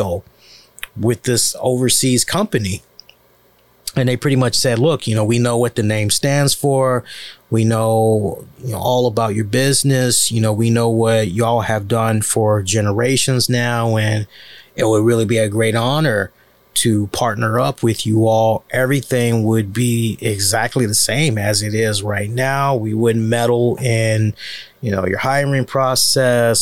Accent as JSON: {"language": "English", "country": "United States", "said": "as an American"}